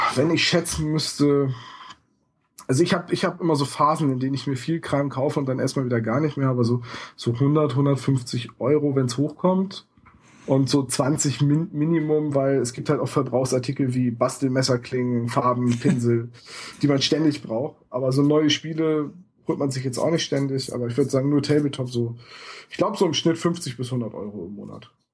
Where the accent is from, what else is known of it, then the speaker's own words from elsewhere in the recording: Bremen, Germany; in meiner Heimatstadt